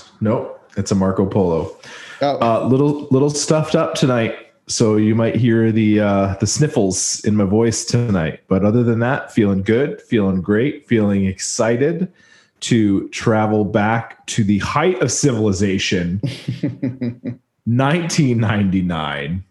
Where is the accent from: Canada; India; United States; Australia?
Canada; I'm French Canadian